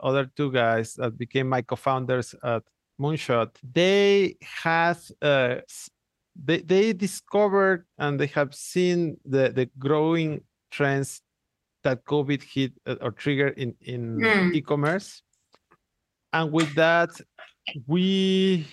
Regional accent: Mexico; moved away; I am originally from Mexico. I grew up in a very small town

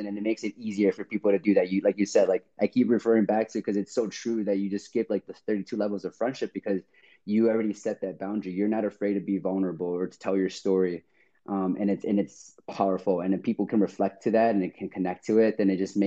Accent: Chicago, Illinois, United States; moved away as an adult; also born or lived in Seattle; I'm originally from Chicago. So all my friends and family are over there

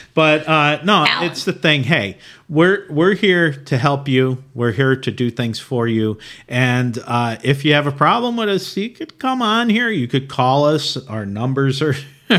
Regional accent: Old Forge, Pennsylvania, United States; We're from Old Forge.

